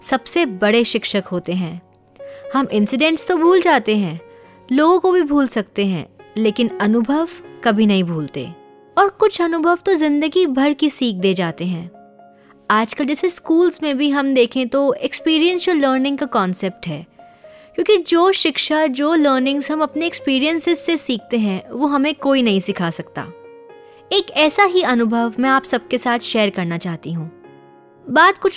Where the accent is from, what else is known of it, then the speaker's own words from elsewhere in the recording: Delhi, India; और मैं दिल्ली से हूँ